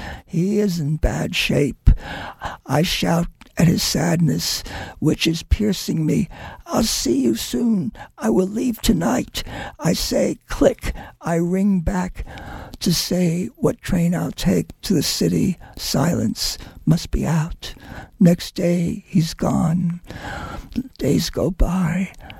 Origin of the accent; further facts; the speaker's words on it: New York, United States; also born or lived in Maine / Mexico; I grew up in New York without nature, except for Central Park and Riverside Drive Park.